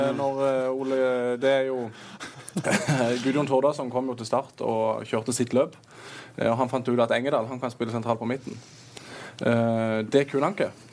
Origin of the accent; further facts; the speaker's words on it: Kristiansand, Agder, Norway; also born or lived in Moss; som sørlendinger flest så det er jo ikke lenge man skal være vekke fra den byen her